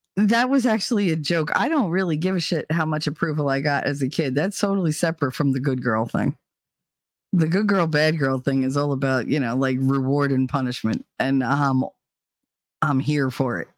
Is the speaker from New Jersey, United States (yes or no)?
yes; New Jersey, United States; moved away; I'm born and raised in Jersey